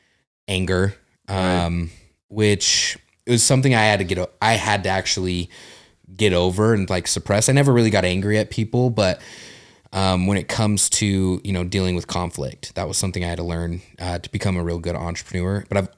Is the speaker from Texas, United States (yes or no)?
no; Utah, United States; also born or lived in New Mexico; Well, I was born in New Mexico, quickly moved to here to Utah.